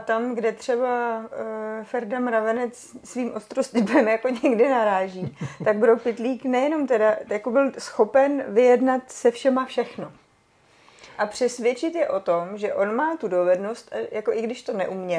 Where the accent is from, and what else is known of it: Czechia